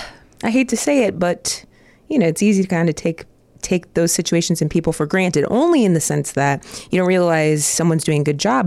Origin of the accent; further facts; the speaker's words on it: Dayton, Ohio, United States; I'm from Dayton, Ohio, the birthplace of aviation.